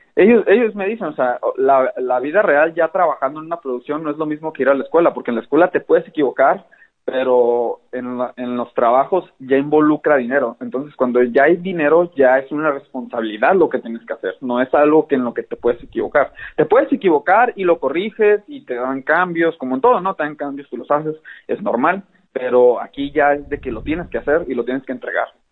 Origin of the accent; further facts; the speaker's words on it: Hermosillo, Sonora, Mexico; also born or lived in Mexico City; soy de Hermosillo, Sonora. Eh, nací y vivo aquí